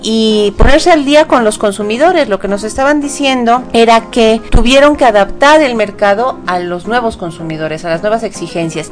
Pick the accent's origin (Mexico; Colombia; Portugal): Mexico; como consumidores mexicanos